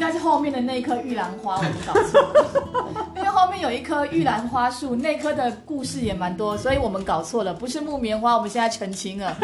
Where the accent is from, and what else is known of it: Kinmen County, Taiwan; born or raised there